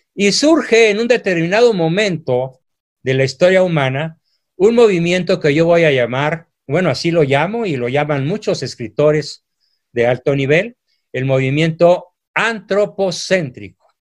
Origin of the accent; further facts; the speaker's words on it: Mexico; mi país